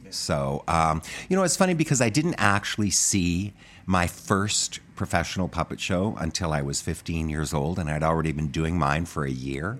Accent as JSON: {"language": "English", "town": "Medicine Hat", "region": "Alberta", "country": "Canada", "tie": "born or raised there", "also_born_or_lived": "New York", "moved": "as an adult", "said": "I grew up in Medicine Hat, Alberta"}